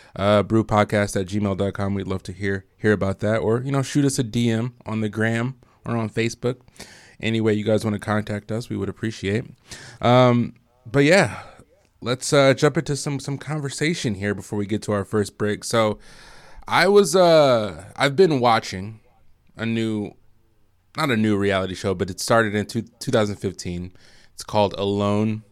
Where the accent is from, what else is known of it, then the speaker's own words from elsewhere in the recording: Michigan, United States; moved away as an adult; I am from Michigan originally